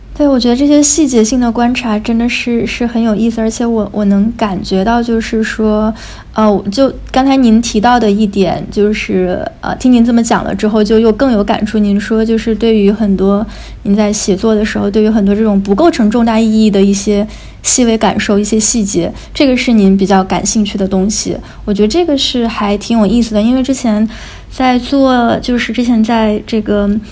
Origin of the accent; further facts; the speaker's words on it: Kaili, Guizhou, China; moved away; 我当时生活在贵州的时候